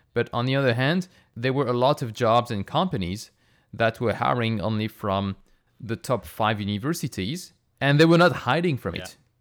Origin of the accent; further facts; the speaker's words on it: France; moved away; I grew up in France